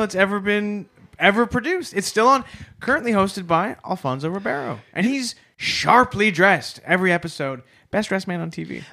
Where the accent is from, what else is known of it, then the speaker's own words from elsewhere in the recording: Chicago, Illinois, United States; I was from Chicago